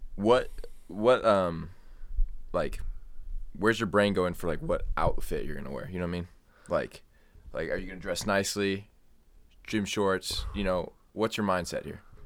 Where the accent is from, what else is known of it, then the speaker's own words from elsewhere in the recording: Ohio, United States; my home state is, uh, Ohio.